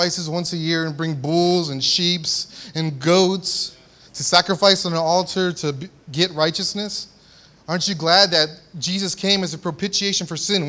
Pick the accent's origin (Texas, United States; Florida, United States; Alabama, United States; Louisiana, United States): Texas, United States; San Antonio; I grew up in South Texas, San Antonio, Texas.